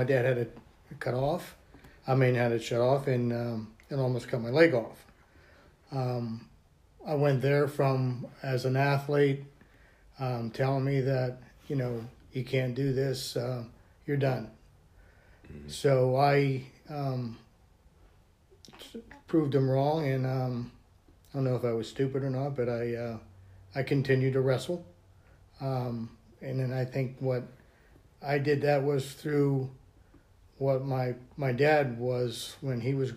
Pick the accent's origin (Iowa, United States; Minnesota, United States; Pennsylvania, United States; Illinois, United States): Pennsylvania, United States; Blacklick; also born or lived in Blairsville, Pennsylvania; I'm from Blairsville. I'm brought up in Black Lake, Pennsylvania.